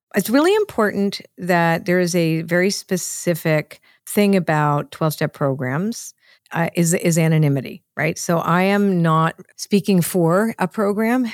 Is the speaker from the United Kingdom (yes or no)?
no; Canada; I wasn't really Canadian, because my parents were immigrants